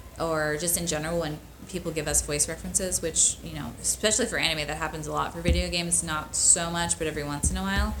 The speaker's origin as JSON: {"language": "English", "town": "Chicago", "region": "Illinois", "country": "United States", "moved": "as an adult", "lives_now": "California, United States", "said": "I was from Chicago"}